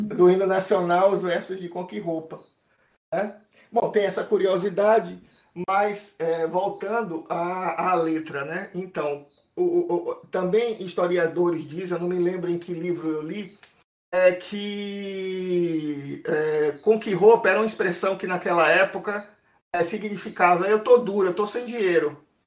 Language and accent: Portuguese; Brazil; nós, brasileiros